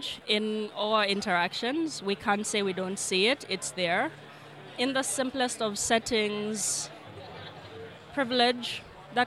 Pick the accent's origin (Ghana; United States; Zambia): Zambia; Lusaka, Lusaka Province; I'm from Lusaka, Zambia